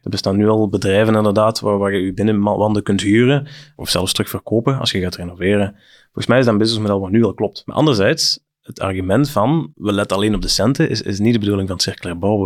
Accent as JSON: {"language": "Dutch", "region": "Flanders", "country": "Belgium", "said": "bij ons in Vlaanderen"}